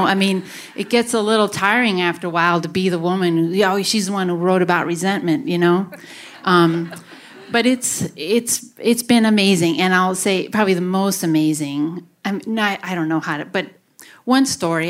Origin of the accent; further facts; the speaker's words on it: Grafton, Wisconsin, United States; I grew up in Grafton and lived most of my life here.